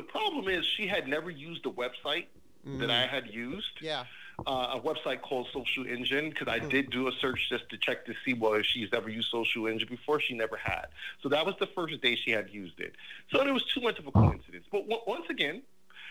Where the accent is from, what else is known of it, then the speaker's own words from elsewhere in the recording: New York, United States; now in New Jersey, United States; I'm originally from New York, and I live 15 minutes outside of New York City. I'm in Jersey